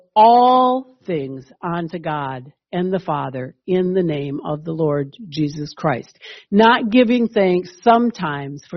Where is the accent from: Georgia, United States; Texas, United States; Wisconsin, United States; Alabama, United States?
Wisconsin, United States; I'm a Midwesterner. I'm a Wisconsinite through and through